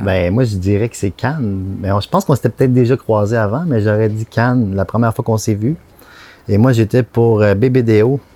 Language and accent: French; Candiac, Quebec, Canada; je viens de Candiac, sur la rive sud, magnifique banlieue.